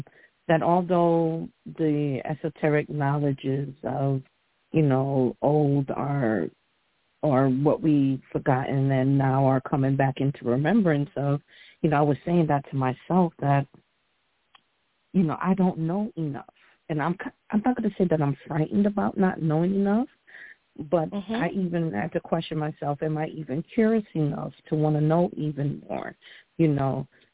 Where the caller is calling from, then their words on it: Stamford, Connecticut, United States; I'm calling in from Stamford, Connecticut.